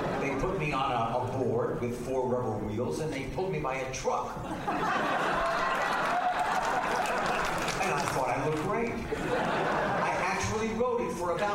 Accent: New York City, New York, United States; In New York City, growing up, they would have a dinner dance

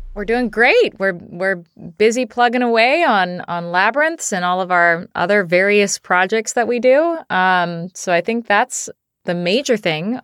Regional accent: Seattle, Washington, United States; we're both from Seattle. So, um, we both, uh, both of us grew up here

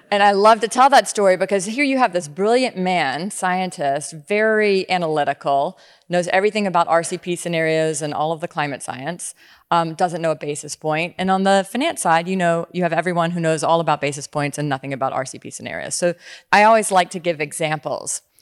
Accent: Louisiana, United States; I grew up in Louisiana

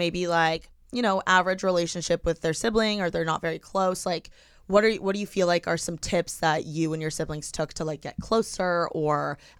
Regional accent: Midwest, United States; Well, I'm from the Midwest, and, like, I just feel like that's how I grew up.

